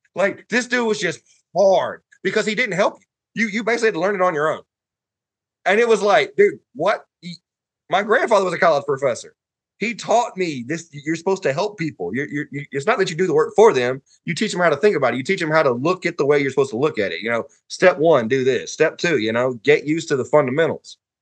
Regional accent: Huntsville, Alabama, United States; So I grew up in bowling in Huntsville.

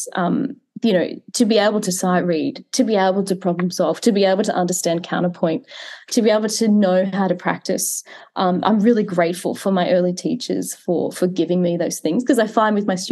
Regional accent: Queensland, Australia; I grew up in Queensland. So in the state that I am now, but I grew up in a really regional part of the country

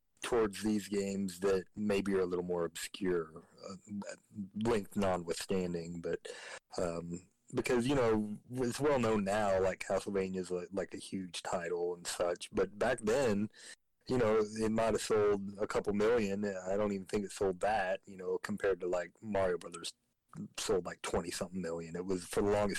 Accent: Georgia, United States; me growing up in Georgia

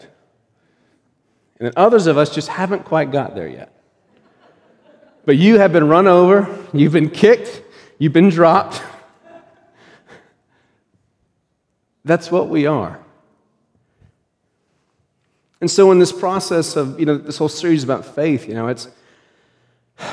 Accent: Pennsylvania, United States; When I was growing up in Pennsylvania

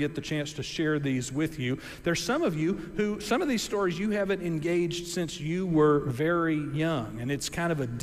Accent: Gulf Coast, United States; I grew up on the Gulf Coast and grew up close to a lot of boats and stuff

